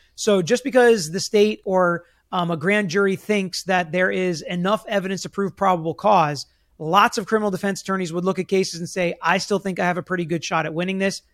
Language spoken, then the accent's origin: English; Florida, United States; here in my home state where so much crazy stuff happens.